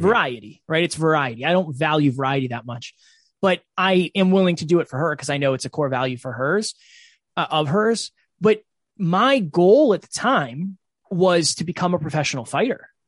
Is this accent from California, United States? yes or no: no; Uxbridge, Massachusetts, United States; I am originally from Uxbridge, Massachusetts